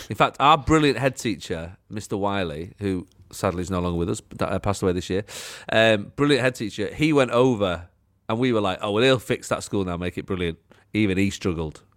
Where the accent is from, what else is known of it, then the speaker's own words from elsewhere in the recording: Manchester, North West England, United Kingdom; I sort of lived in an odd area, so I was like Wally Range, Moss Side, Cholton